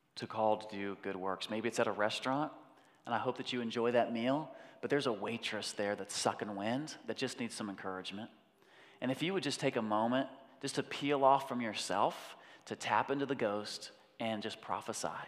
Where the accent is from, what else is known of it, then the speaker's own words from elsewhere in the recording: United States; I'm a Westerner, I'm an American